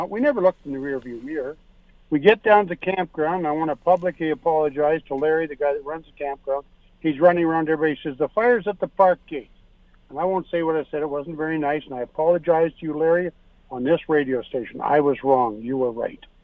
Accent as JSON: {"language": "English", "region": "Saskatchewan", "country": "Canada", "moved": "as an adult", "said": "We came here from Saskatchewan 31 years ago."}